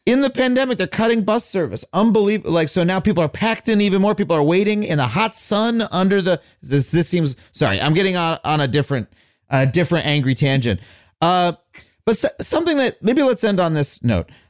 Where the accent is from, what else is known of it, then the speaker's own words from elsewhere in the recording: Long Island, New York, United States; I grew up on Long Island